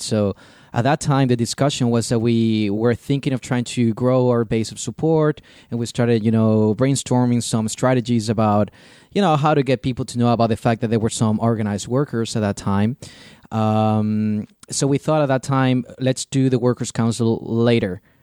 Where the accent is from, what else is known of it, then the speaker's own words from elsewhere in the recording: Chile; now in Germany; I come from Chile originally.